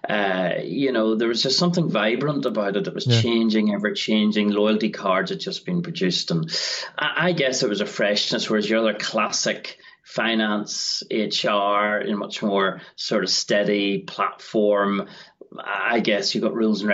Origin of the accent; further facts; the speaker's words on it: Northern Ireland, United Kingdom; moved away as an adult; also born or lived in England; I'm from Northern Ireland originally